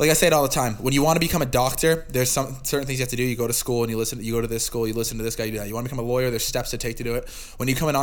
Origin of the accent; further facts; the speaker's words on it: Boston, Massachusetts, United States; we're from Boston